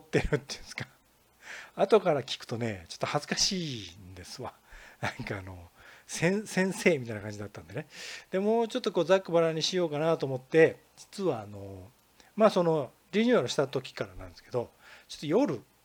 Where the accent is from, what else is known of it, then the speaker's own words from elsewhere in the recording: Kansai, Japan; accent: Kansai intonation; まあ、関西人なんですよ。イントネーションをお聞きいただいたらわかると思いますけど。